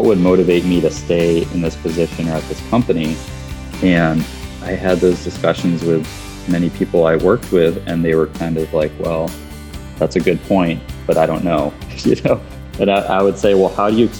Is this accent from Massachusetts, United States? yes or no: yes; Massachusetts, United States; I was born and raised in Massachusetts